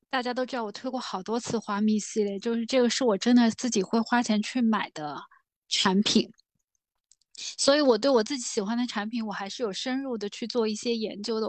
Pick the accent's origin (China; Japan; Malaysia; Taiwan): China; 我们中国人的用香习惯没有那么地频繁